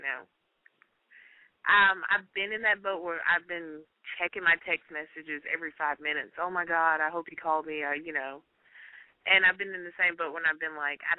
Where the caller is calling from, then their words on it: Georgia, United States; I'm calling from Georgia. How old are you? I'm 21. Well, 22.